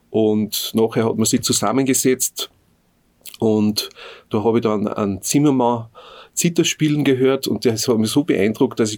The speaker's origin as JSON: {"language": "German", "area": "Hohenzell / Höhenhardt, Innviertel", "region": "Upper Austria", "country": "Austria", "tie": "born or raised there", "moved": "yes", "lives_now": "Bad Goisern, Austria", "said": "ich komme aus dem Innviertel, ganz genau aus Höhenhardt. Das ist eigentlich eine Skispringer-Hochburg."}